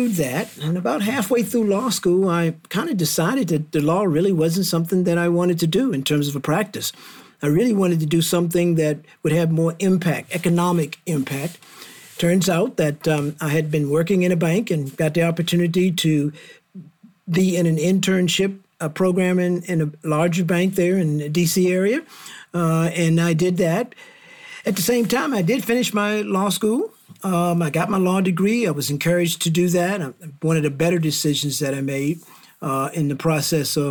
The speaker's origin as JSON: {"language": "English", "town": "Washington", "region": "District of Columbia", "country": "United States", "moved": "yes", "lives_now": "Cleveland, United States", "said": "I'm from the Washington, D.C. area. I grew up in the 50s, 60s, 70s"}